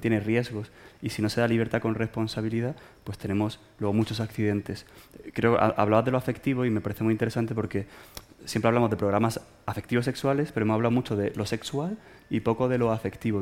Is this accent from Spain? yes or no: yes; Málaga, Andalusia, Spain; moved away as an adult; now in Madrid, Spain; soy expatriado, soy de Málaga y estoy expatriado aquí en Madrid desde hace 13 años